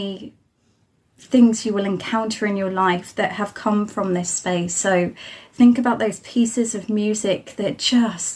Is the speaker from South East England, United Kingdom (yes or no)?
yes; Isle of Wight, South East England, United Kingdom; moved away as an adult; I'm joining you from the Isle of Wight, which is right at the bottom of the UK.